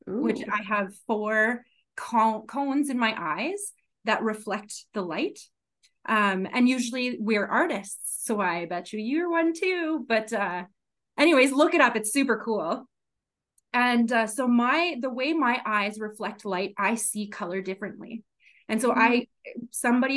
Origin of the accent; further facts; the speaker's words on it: Regina, Saskatchewan, Canada; also born or lived in Melville, Saskatchewan / Winnipeg, Manitoba / Victoria, British Columbia; I was born and raised in Regina, Saskatchewan